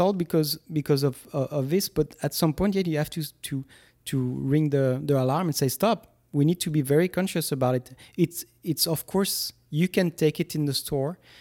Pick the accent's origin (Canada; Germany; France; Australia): France; moved away as an adult; now in United States; when I grew up in France and still to this day, because I was a teacher in France